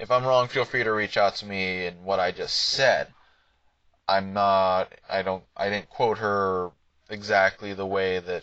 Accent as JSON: {"language": "English", "country": "United States", "said": "Me as an American"}